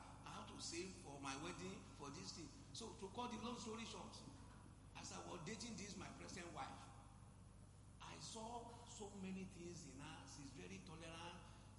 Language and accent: English; Osun, Nigeria; now in Lagos, Nigeria; I'm from Osun State.